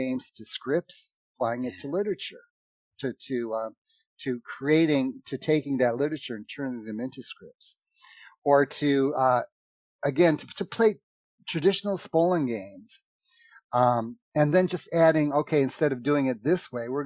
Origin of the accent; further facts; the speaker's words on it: United States; I'm from America, but I like to talk in funny accents